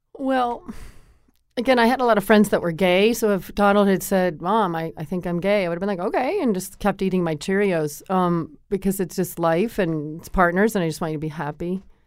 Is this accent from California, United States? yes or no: no; Connecticut, United States; I grew up in Connecticut